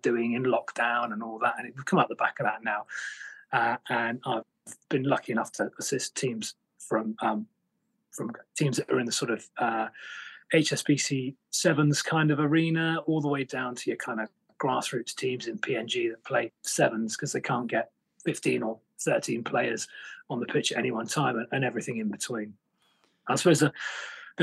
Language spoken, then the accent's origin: English; United Kingdom; moved away as an adult; now in Canada; as you can tell from the accent, I'm not Canadian. I'm actually, in the British Army and I'm posted over here in Canada. So I live over in Canada. But I'm actually British